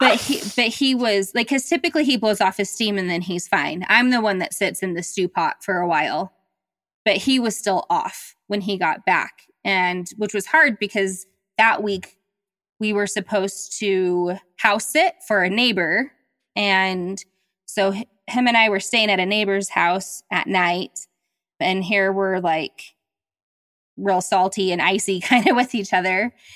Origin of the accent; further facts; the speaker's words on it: the South, United States; I was raised in the South